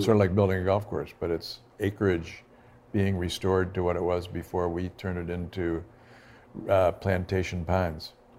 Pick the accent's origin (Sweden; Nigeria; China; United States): United States; Buffalo, New York; I'm from Buffalo